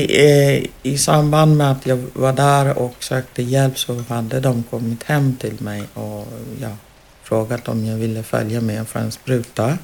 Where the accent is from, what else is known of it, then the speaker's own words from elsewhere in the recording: Uganda; now in Sweden; jag ville hem tillbaka till Uganda